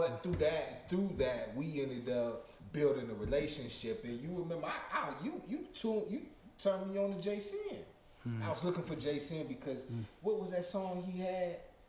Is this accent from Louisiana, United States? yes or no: no; Bowling Green, Kentucky, United States; I'm straight from Bowling Green, so Bowling Green was totally different from Radcliffe.